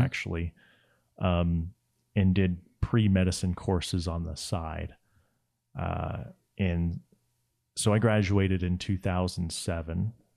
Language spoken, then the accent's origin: English; Laie, Hawaii, United States; I grew up in La Hie, Hawaii, which is on the north shore of the island of Oahu